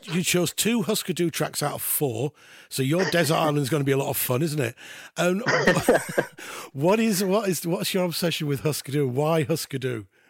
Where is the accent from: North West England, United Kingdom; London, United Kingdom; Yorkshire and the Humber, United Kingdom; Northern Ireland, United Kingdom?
Yorkshire and the Humber, United Kingdom; Halifax; I'm from West Yorkshire. I'm from Halifax